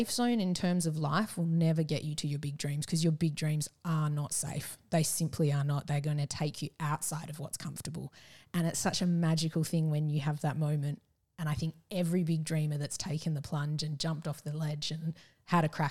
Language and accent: English; Perth, Western Australia, Australia; moved away as an adult; also born or lived in Melbourne / Japan / Yallingup; we're from Perth originally, we're in Melbourne for Roger's work